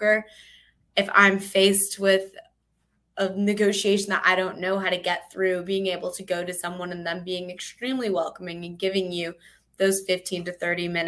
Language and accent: English; Wisconsin, United States; moved away as an adult; now in Charleston, United States; I'm not from Charleston. I'm actually from Wisconsin